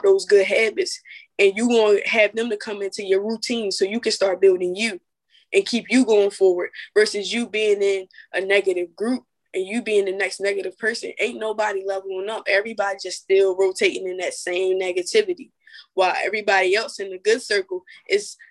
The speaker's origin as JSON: {"language": "English", "town": "Salisbury", "region": "Maryland", "country": "United States", "said": "I'm from Salisbury, Maryland"}